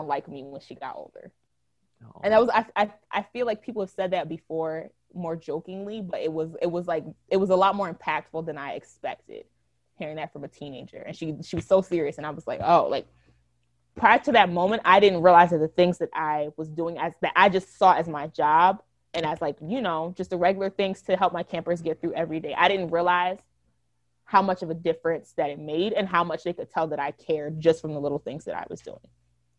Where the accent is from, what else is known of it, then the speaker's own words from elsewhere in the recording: Philadelphia, Pennsylvania, United States; I'm from Philly, like Philly, like the inner city